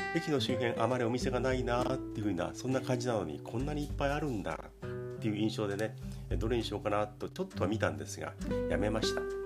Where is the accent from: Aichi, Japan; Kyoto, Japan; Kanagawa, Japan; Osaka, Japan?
Kanagawa, Japan; 神奈川県生まれ